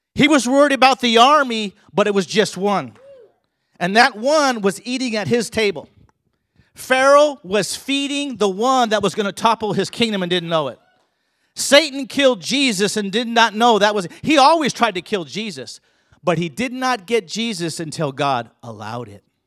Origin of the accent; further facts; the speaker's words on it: California, United States; also born or lived in Colorado; I grew up in California. We also lived in Colorado.